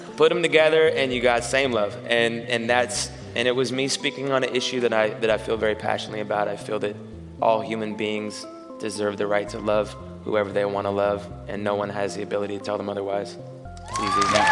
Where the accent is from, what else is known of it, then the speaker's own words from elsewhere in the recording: Seattle, Washington, United States; growing up in Capitol Hill